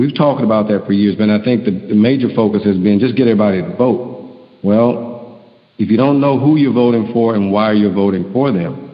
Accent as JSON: {"language": "English", "town": "Houston", "region": "Texas", "country": "United States", "said": "I'm from Houston."}